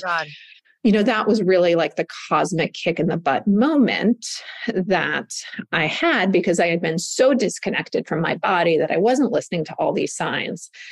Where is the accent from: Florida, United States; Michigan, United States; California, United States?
California, United States; Southern; I grew up in Southern California, where the word in the 80s of wellness literally didn't exist.